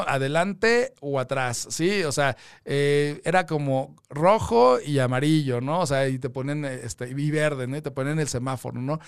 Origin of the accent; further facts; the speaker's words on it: Mexico; todos como mexicanos